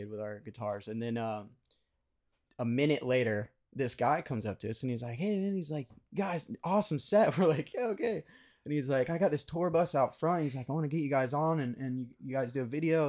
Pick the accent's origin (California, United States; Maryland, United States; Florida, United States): Florida, United States; Daytona Beach; we're from Daytona Beach, so a little ways away